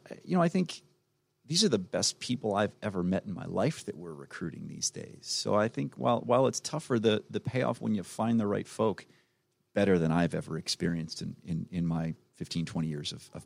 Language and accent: English; New Jersey, United States; also born or lived in Florida / North Carolina; now in Atlanta, United States; I grew up in South Jersey outside of Philly. I lived in Florida for 12 years.